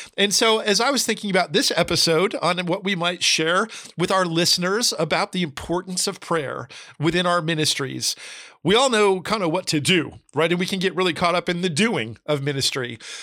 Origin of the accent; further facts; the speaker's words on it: New Jersey, United States; also born or lived in California / Florida; now in Tennessee, United States; I grew up in New Jersey. I lived in California, lived in Florida, now in Tennessee